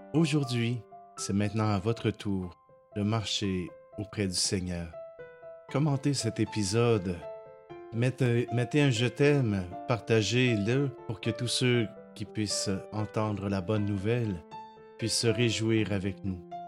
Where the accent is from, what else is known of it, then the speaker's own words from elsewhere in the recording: Saint-Hyacinthe, Quebec, Canada; retourner dans mon patelin à Saint-Hyacinthe à l'époque